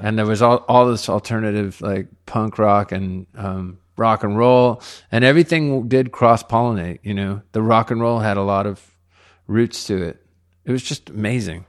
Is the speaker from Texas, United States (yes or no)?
yes; Laredo, Texas, United States; now in Austin, United States; I'm from Laredo.